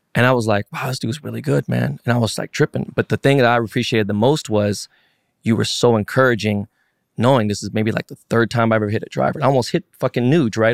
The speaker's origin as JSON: {"language": "English", "town": "Los Angeles", "region": "California", "country": "United States", "tie": "born or raised there", "also_born_or_lived": "San Francisco", "said": "I was born and raised in Koreatown. I was in K-Town"}